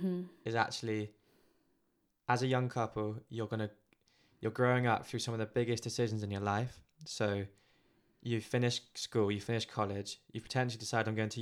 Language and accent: English; Philippines; Being Filipino, there's different stuff going on.